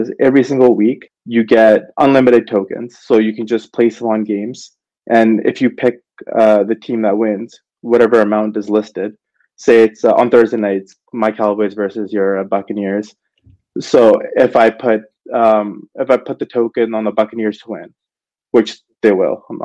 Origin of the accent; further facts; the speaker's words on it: Canada; I'm from Canada myself